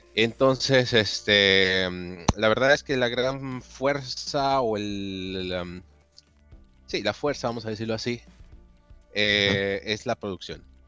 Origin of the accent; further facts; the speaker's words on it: Mexico; moved away as an adult; also born or lived in Italy; now in Germany; yo soy originario de México